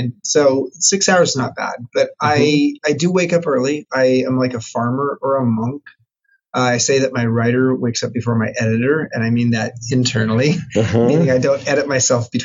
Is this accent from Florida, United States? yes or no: no; Long Beach, California, United States; moved away as an adult; now in San Francisco, United States; I grew up in Long Beach, California, in Southern California